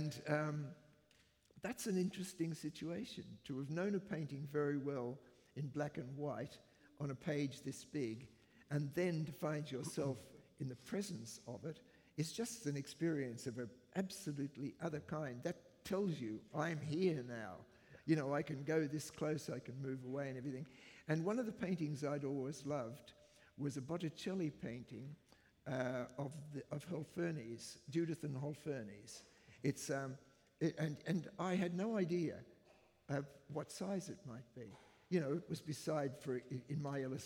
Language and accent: English; Brisbane, Queensland, Australia; moved away as an adult; also born or lived in United Kingdom; the place that I grew up in, which is Brisbane